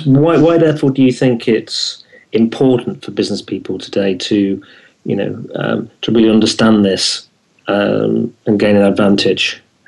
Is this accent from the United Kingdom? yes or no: yes; United Kingdom; I'm just being British